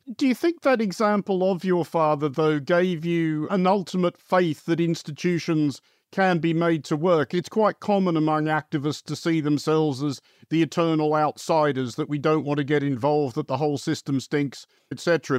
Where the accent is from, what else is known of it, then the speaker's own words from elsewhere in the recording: Australia; moved away; I grew up in Australia for quite a lot of that period